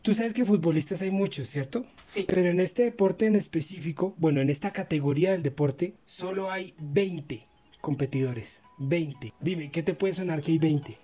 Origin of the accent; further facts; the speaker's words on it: Colombia; aquí en Colombia nosotros somos como muy fanáticos del deporte